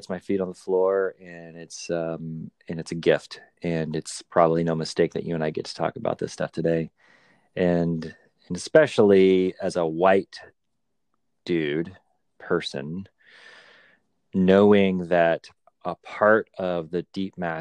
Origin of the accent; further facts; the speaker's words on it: Southwest, United States; where I grew up in the Southwest, I was the only white kid in a Hispanic community